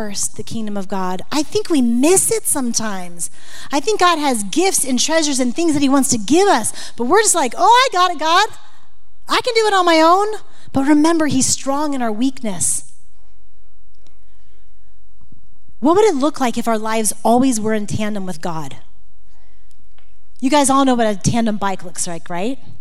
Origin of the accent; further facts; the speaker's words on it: Florida, United States; moved away as an adult; now in Montana, United States; I'm from Florida, and being in Montana in the first years, it was hard